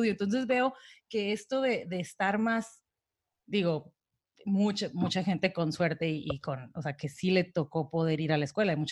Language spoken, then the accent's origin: Spanish; Mexico; also born or lived in Tijuana; yo soy mexicana, o sea, y mi país vecino al norte es Estados Unidos